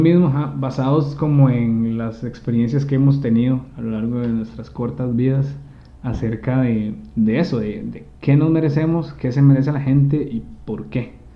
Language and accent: Spanish; Costa Rica; nosotros que nacimos en Costa Rica